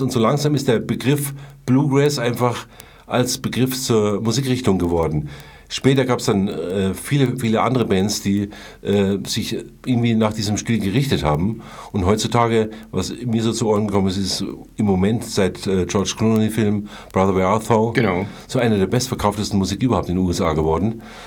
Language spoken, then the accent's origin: German; Munich, Bavaria, Germany; also born or lived in Hesse; ich bin hier quasi äh, dann in die Schule gegangen